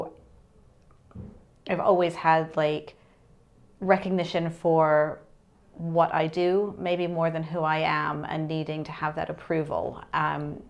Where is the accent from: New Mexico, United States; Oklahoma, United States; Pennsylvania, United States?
New Mexico, United States; I'm from New Mexico